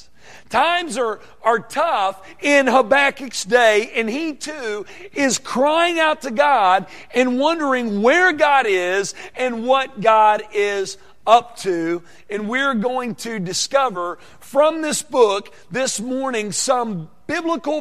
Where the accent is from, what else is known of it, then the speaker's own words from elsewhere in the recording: Conway, Arkansas, United States; I grew up 20 miles north of Little Rock, Arkansas, in Conway.